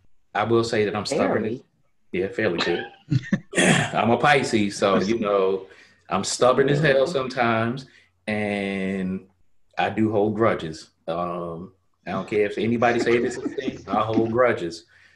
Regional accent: Harlem, New York, United States; born there; I was born in Harlem way back in 1973. I grew up pretty much all over because I've been a military brat pretty much all my life.

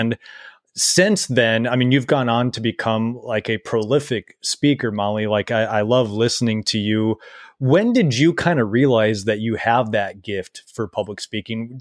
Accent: Minnesota, United States; we're both Minnesotans

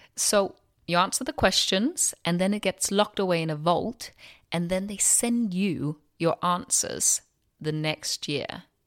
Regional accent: Denmark; now in London, United Kingdom; I'm from Denmark

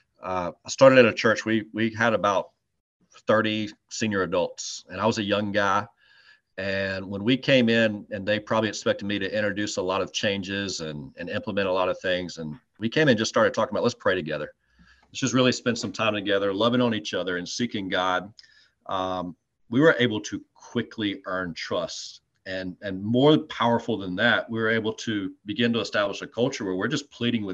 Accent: Greenwood, South Carolina, United States; I grew up in Greenwood, and when I was literally in diapers, my dad started taking me to Clemson games

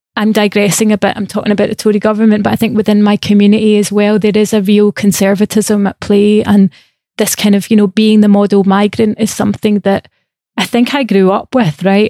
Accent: Scotland, United Kingdom; I also have privilege as a Scottish person where I had free education, right? That's why I went to art school

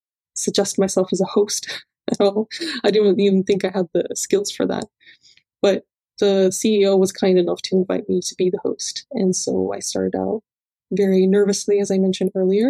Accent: Cyprus; I grew up in Cyprus.

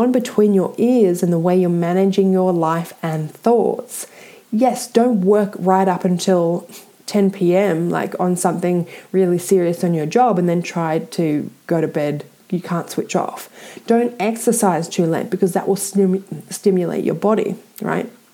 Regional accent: Australia; I'm Australian

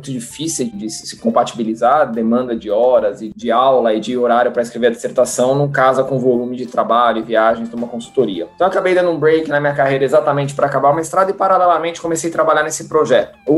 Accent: São Paulo, Brazil; Nasci, sempre morei em São Paulo, né?

